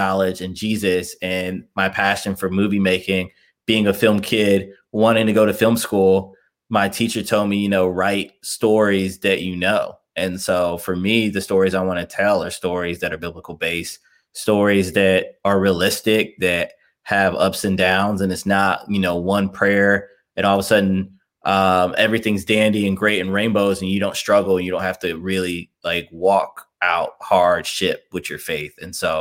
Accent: Chicago, Illinois, United States; moved away as an adult; also born or lived in Indiana; now in Cincinnati, United States; I'm originally from Chicago, Illinois. I'm born and raised there, then moved to Indiana, went to college in Indiana

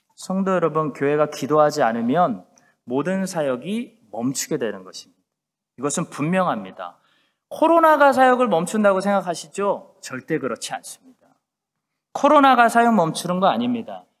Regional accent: South Korea; now in Christchurch, New Zealand; 우리 한국 사람들만이 우리 디아스포라 이민자들만이

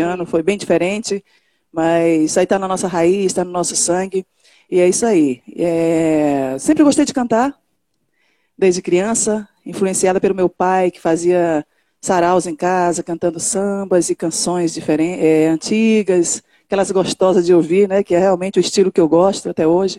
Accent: São Luís, Maranhão, Brazil; cantora, é, nasci em São Luís do Maranhão.

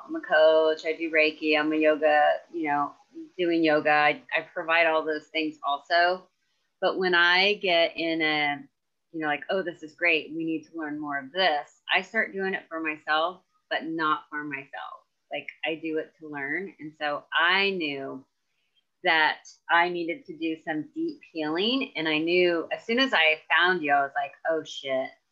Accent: Emporia, Kansas, United States; here in my hometown in Emporia

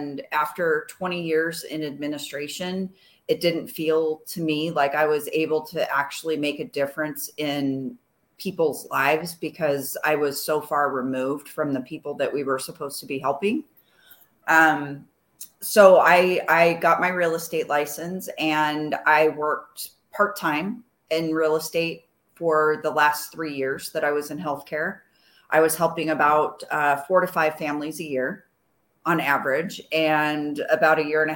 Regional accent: Arizona, United States; I'm a second generation Arizona native

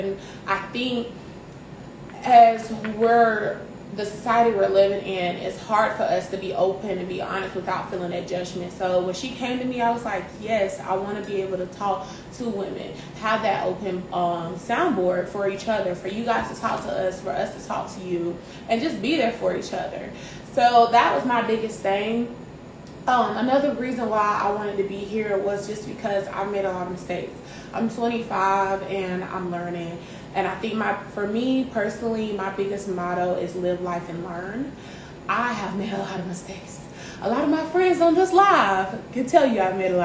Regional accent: Greenville, South Carolina, United States; I am originally from Greenville, South Carolina, born and raised

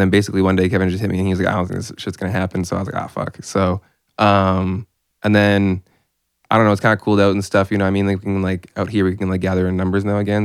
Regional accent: Lethbridge, Alberta, Canada; I say I'm from Calgary, but I'm from Lethbridge

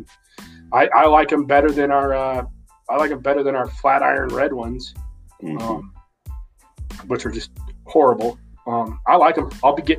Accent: New York City, New York, United States; I was raised up in Brooklyn.

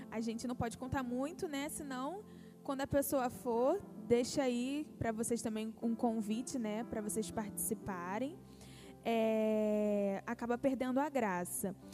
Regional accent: Brazil; a gente também volta muito mais consciente dos nossos privilégios como brasileiros, né?

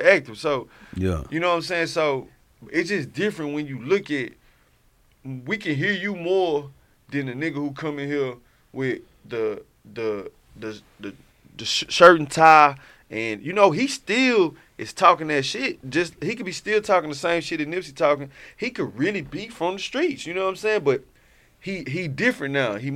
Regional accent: Houston, Texas, United States; I come from Herm Clark

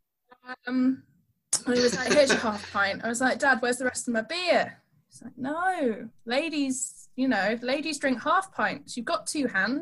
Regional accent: Tadcaster, Yorkshire and the Humber, United Kingdom; so I grew up in Tadcaster in North Yorkshire.

